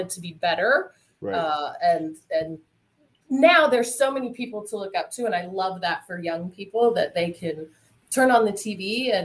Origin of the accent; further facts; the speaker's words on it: Montana, United States; I grew up in Montana.